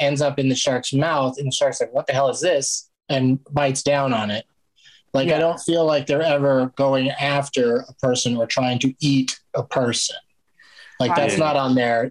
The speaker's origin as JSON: {"language": "English", "town": "San Diego", "region": "California", "country": "United States", "tie": "born or raised there", "said": "I grew up in San Diego, so we were at the beach all the time"}